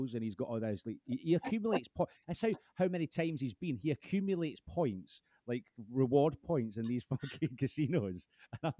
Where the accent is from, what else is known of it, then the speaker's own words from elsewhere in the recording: Scotland, United Kingdom; being Scottish